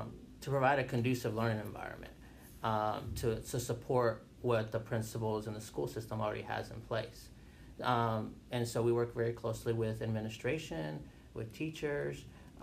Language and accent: English; Wauchula, Florida, United States; now in Greensboro, United States; So it's a little city, right, probably an hour away from like Orlando. It's called Wachula. Oh, okay. Cool. Yeah. So that's where I was born.